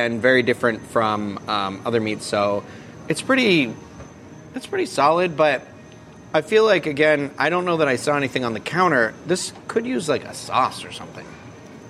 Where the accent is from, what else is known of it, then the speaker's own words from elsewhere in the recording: Massachusetts, United States; now in Florida, United States; I'm from Massachusetts.